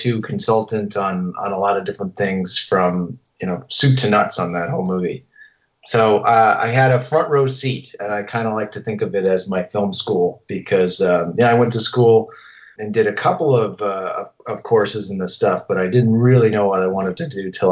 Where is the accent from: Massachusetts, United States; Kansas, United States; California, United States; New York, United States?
Massachusetts, United States; growing up in Massachusetts